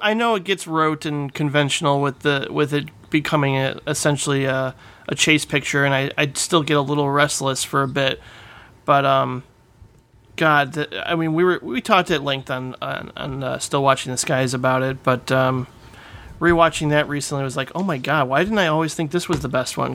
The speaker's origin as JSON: {"language": "English", "region": "Indiana", "country": "United States", "tie": "born or raised there", "also_born_or_lived": "Calumet City, Illinois", "said": "I grew up in Calumet City, Illinois, till I was eight, and then moved to Indiana for my teenage years"}